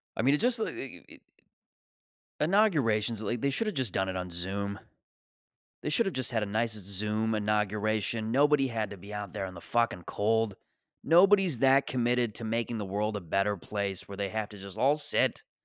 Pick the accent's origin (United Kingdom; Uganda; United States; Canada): Canada; as a Canadian